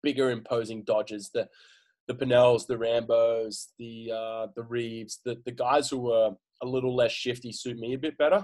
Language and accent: English; Australia; moved away; we're very Australian